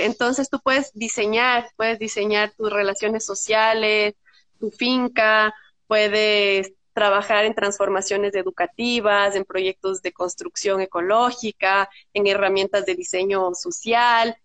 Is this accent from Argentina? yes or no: no; Quito, Pichincha, Ecuador; also born or lived in Brazil; yo soy quiteña, tumbaqueña, bueno, y crecí